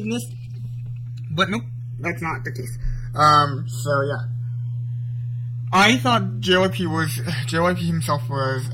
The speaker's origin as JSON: {"language": "English", "country": "South Korea", "said": "I'm from South Korea"}